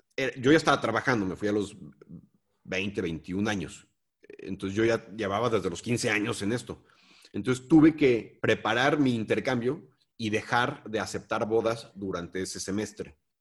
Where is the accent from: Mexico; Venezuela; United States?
Mexico; vengo de México